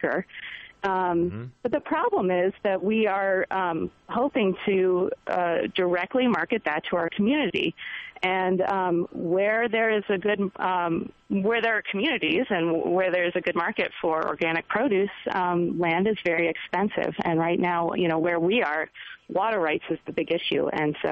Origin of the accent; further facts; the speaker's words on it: Baltimore, Maryland, United States; now in Durango, United States; I grew up in the middle of the city of Baltimore